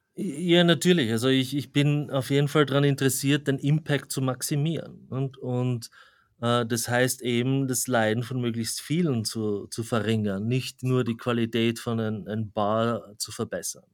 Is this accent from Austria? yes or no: yes; Graz, Styria, Austria; moved away as an adult; also born or lived in Zurich, Switzerland; now in New York, United States; wie man am Akzent schon hört, ich komme ursprünglich aus Österreich, also aus, aus Graz